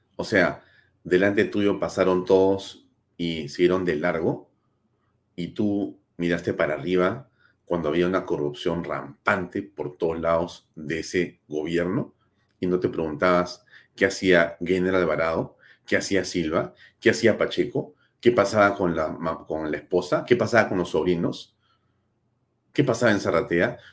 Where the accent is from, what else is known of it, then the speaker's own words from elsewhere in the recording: Peru; somos ciudadanos del Perú